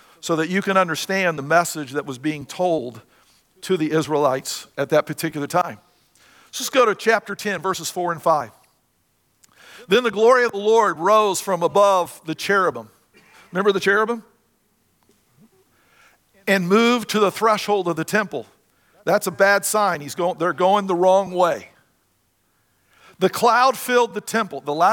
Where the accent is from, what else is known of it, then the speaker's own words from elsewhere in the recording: Indiana, United States; moved away; I'm from Indiana. I was born and raised there